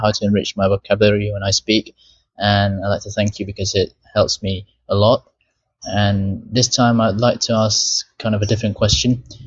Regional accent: Malaysia; English is a second language; I'm from Malaysia.

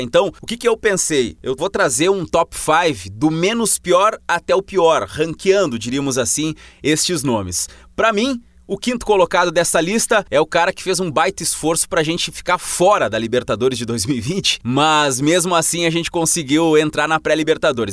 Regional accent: Santiago, Rio Grande do Sul, Brazil; sou de Santiago, Rio Grande do Sul, trabalho aqui na Rádio Verdes Pampas

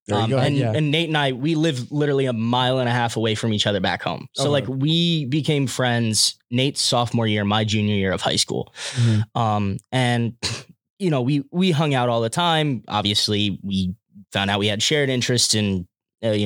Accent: Severn, Maryland, United States; double major in music and IR from Severn, Maryland.

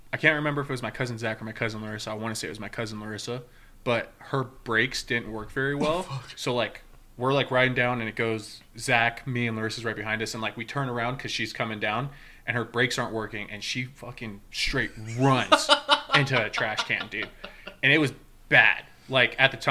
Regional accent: Las Vegas, Nevada, United States; moved away; also born or lived in Idaho; we grew up in Vegas, and when we moved here

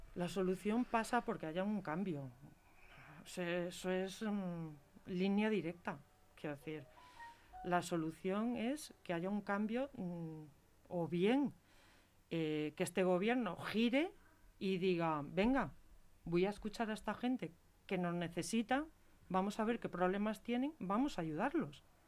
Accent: Galicia, Spain; now in Leganés, Spain; yo soy gallega

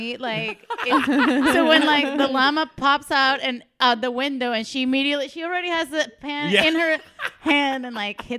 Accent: Venezuela; moved away; So I am from Venezuela and my country is insane. So I come from a violent place. I come from a violent place

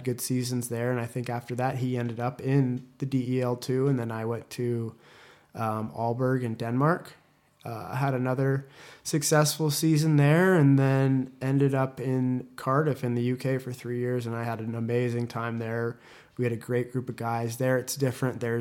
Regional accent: Winnipeg, Manitoba, Canada; born there; so I was uh, I was born in Winnipeg, uh, Manitoba, not Las Vegas, like it says online.

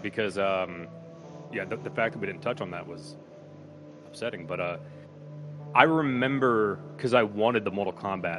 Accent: Pennsylvania, United States; This is my home state. Only Pennsylvania would make up something this depressing.

